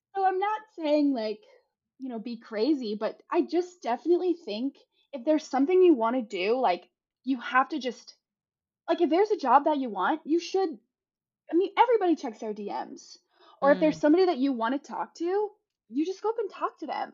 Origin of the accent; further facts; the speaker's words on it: South Carolina, United States; moved away as an adult; also born or lived in Savannah, Georgia; now in Los Angeles, United States; growing up in South Carolina